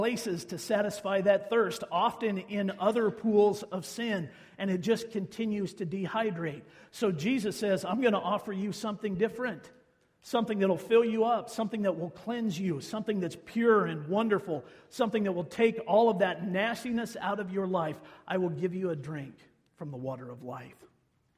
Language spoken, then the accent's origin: English; central Kansas, United States; now in Libby, United States; the center of the state of Kansas, which has been referred to for years and years and years as Tornado Alley. That's where we grew up